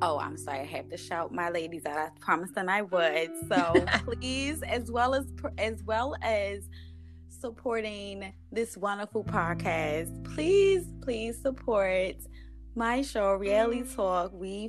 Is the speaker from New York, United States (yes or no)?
yes; Bronx, New York, United States; also born or lived in East Baltimore; when I tell people that I'm from the Bronx, the first thing I get is, oh, you're crazy. Y'all are loud and crazy. And then when I tell people that I'm from East Baltimore, it's even worse.